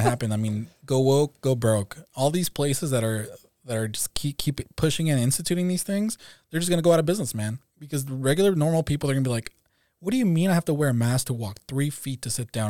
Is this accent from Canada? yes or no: no; Mexico; now in California, United States; I'm also from California. Um, originally from Mexico, so I'm an immigrant to, to the U S